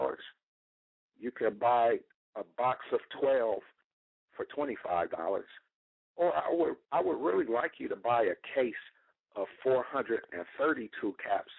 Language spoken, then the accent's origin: English; Detroit, Michigan, United States; moved away as an adult; now in Florida, United States; I'm from Detroit. Our company is based in Detroit. I'm just down here in Florida living and working and traveling a lot